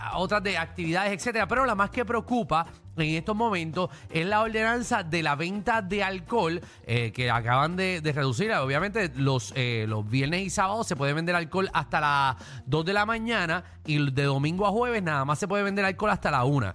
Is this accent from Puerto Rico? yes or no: yes; Dorado, Puerto Rico; yo soy de Dorado, Dorado cierra a las 2 de la mañana